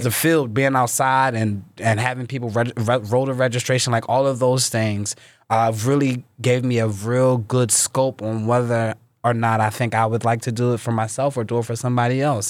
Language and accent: English; Philadelphia, Pennsylvania, United States; I was born and raised in North Philadelphia by Temple's campus